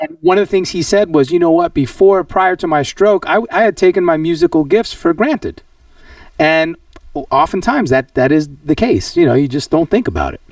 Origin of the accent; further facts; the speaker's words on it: New York, United States; I'm a tried and true New Yorker